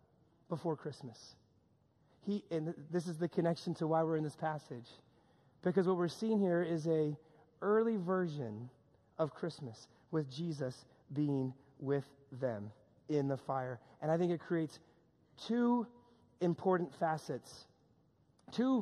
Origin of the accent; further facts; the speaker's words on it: New York, United States; a lot of my friends that I grew up with here in New York